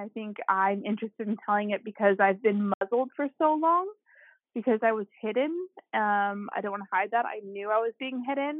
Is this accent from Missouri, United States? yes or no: yes; St. Louis, Missouri, United States; I'm from St. Louis, and I am 33